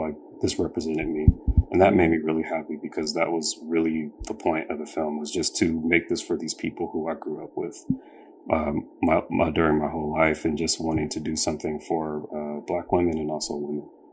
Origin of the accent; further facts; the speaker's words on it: Sacramento, California, United States; I grew up in Sacramento